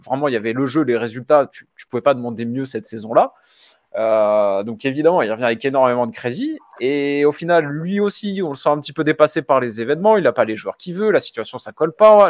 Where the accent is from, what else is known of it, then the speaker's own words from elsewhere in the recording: Nice, Provence-Alpes-Côte d'Azur, France; j'ai grandi en BSN